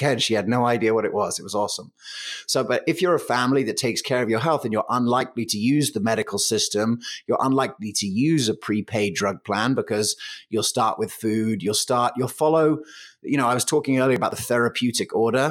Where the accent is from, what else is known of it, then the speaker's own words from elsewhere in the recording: England, United Kingdom; moved away as an adult; also born or lived in New York; now in United States; I grew up in England